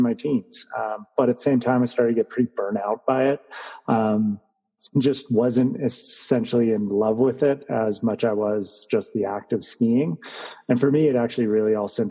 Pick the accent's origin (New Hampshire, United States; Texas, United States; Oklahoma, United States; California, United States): California, United States; Santa Cruz; I grew up in Santa Cruz, California